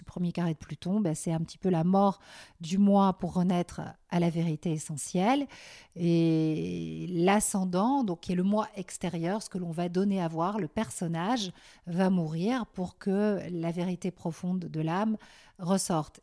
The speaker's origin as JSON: {"language": "French", "country": "Belgium", "tie": "born or raised there", "also_born_or_lived": "Paris / New York", "moved": "as an adult", "lives_now": "France", "said": "j'ai grandi en Belgique et euh, jusqu'à mes 18 ans, 19 ans"}